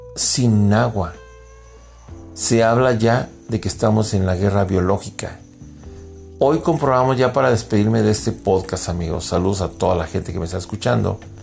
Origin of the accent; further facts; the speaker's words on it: Mexico; also born or lived in United States; soy mexicano